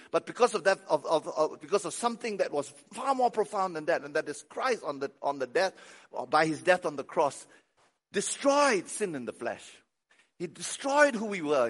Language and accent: English; Malaysia; moved away; I'm Malaysian, I'm Chinese